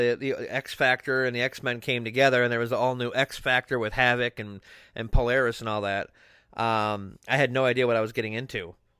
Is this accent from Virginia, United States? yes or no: no; Wisconsin, United States; a guy from Wisconsin.